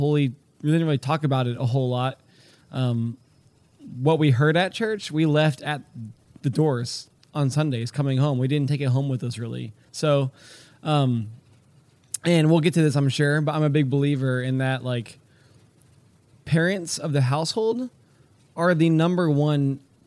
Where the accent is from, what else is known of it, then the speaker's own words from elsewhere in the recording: Houston, Texas, United States; now in Pennsylvania, United States; I grew up in Houston and grew up in a Christian home